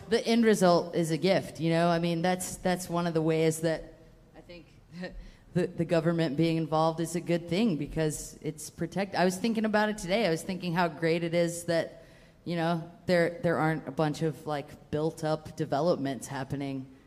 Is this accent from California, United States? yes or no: no; Atlanta, Georgia, United States; moved away; also born or lived in Western United States; I'm from Georgia, but I'm from Atlanta, so like. I didn't like I didn't play bluegrass until I moved out west